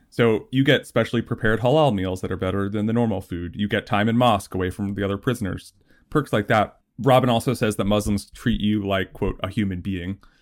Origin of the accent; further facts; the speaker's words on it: New Jersey, United States; I grew up in New Jersey, pretty close to New York